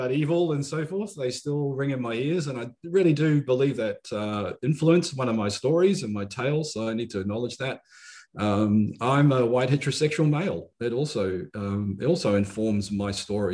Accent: Tauranga, Bay of Plenty, New Zealand; also born or lived in Hamilton, New Zealand; I grew up in Tauranga Mawana in the Bay of Plenty

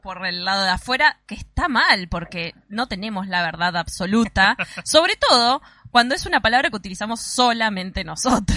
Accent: Mar del Plata, Buenos Aires Province, Argentina; digo cosas que solamente se dicen acá en Mar del Plata

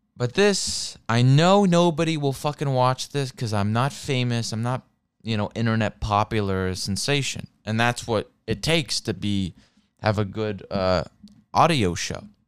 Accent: Seattle, Washington, United States; also born or lived in Santa Monica; I'm American, I'm from Seattle

